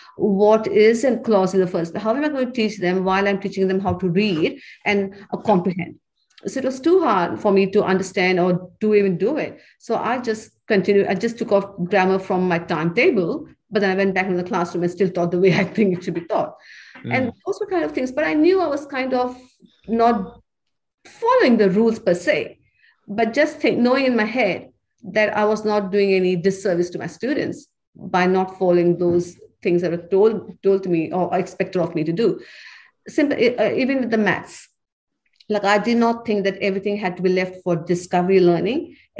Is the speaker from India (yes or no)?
yes; India; moved away as an adult; I was studying to be a lecturer when I came from India. And I went to university to study to be an English lecturer.